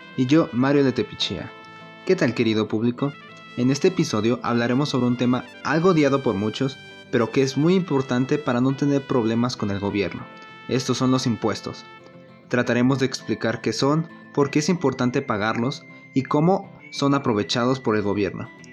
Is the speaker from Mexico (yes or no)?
yes; Mexico; nosotros tenemos la obligación como mexicanos